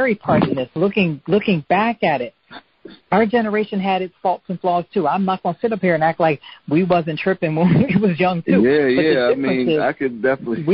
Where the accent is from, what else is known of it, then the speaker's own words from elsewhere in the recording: United States; especially being an American girl by myself in France over there